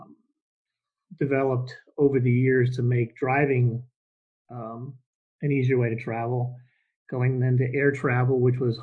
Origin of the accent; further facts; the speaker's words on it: New Jersey, United States; now in Atlanta, United States; I'm now down in the Atlanta area, but I'm originally from New Jersey